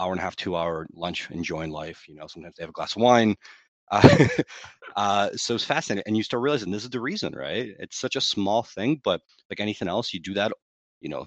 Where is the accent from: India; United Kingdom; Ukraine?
Ukraine; now in United States; I was born in Ukraine